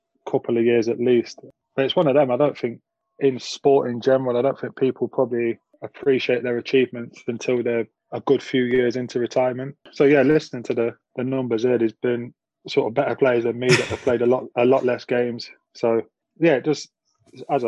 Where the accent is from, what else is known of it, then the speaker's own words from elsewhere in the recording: Nottingham, East Midlands, United Kingdom; growing up in Nottingham, in a city school and area